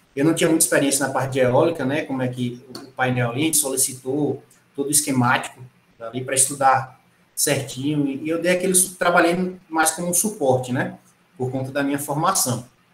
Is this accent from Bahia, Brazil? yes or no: yes; Irecê, Bahia, Brazil; moved away; also born or lived in Pernambuco; sou natural de Irecê, na Bahia